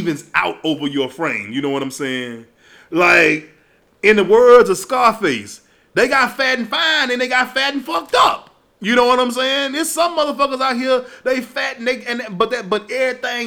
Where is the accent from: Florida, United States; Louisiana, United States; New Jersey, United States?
Louisiana, United States; Baton Rouge; I'm from Louisiana. You know, Baton Rouge to be exact. So coming up where I came up